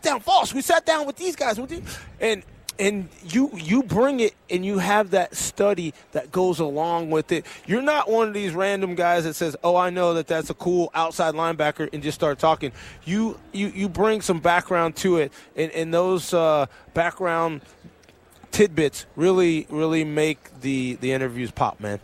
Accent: El Paso, Texas, United States; moved away; El Paso, Texas. You know, and and I'm the person I am because of those 40, 50 square miles

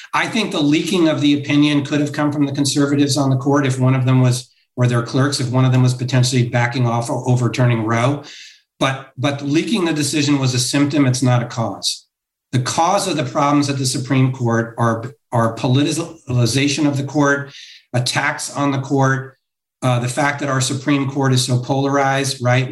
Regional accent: Connecticut, United States; now in Los Angeles, United States; I grew up in Connecticut

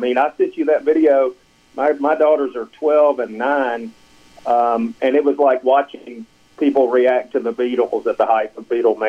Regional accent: Greenwood, Mississippi, United States; I grew up in Greenwood, you know, on the hillside of the Delta as opposed to the riverside

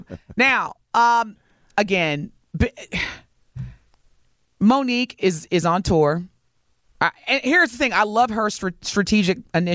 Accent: Midwest, United States; The Midwest, we never get the love that we deserve.

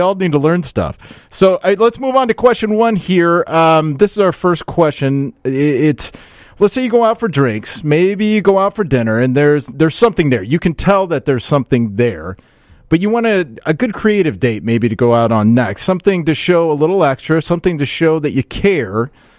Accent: Iowa, United States; moved away; Originally, I'm from Iowa.

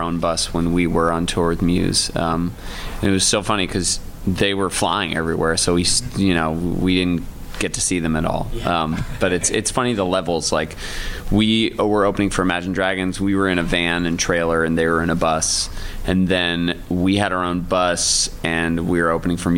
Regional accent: Ithaca, New York, United States; we were growing up in Ithaca

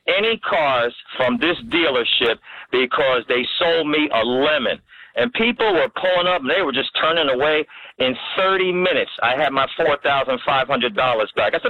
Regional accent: New Jersey, United States; moved away; also born or lived in Virginia; they didn't know I was from Jersey

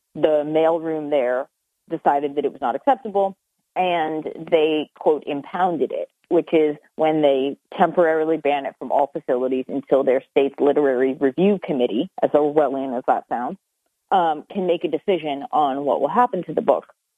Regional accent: Lancaster, Pennsylvania, United States; moved away; also born or lived in Ithaca; I grew up in Lancaster, Pennsylvania

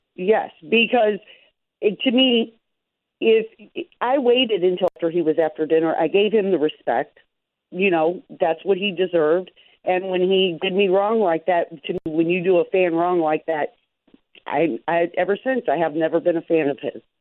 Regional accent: Chicago, Illinois, United States; now in Texas, United States; I grew up in that area

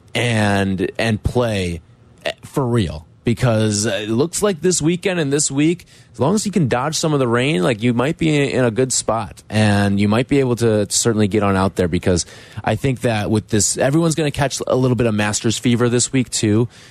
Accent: Glenview, Illinois, United States; when I was growing up in Glenview

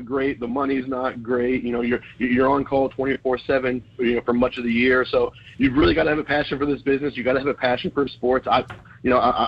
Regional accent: Virginia, United States; moved away; I grew up in ACC country. I'm from Virginia

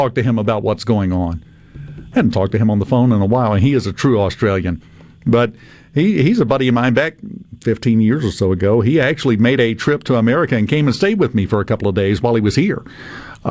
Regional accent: Mississippi, United States; I'm just from Mississippi

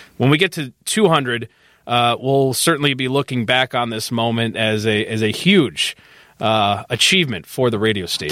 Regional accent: Chicago northwest suburbs, Illinois, United States; I grew up near Hackney's

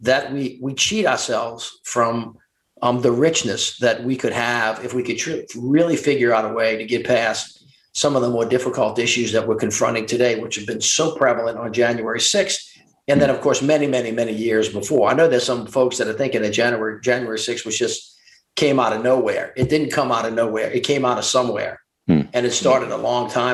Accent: the South, United States; also born or lived in Washington, D.C.; I'm a Southerner

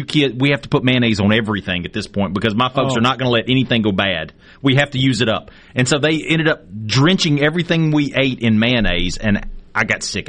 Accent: North Mississippi, United States; I'm from North Mississippi

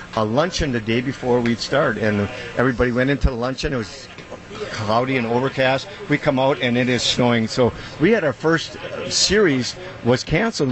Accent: Wisconsin, United States; born and raised in Wisconsin

